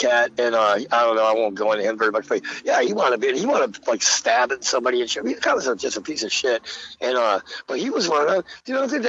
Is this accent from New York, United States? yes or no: no; Philadelphia, Pennsylvania, United States; And then they're like, where are you from? And I was like, Philly.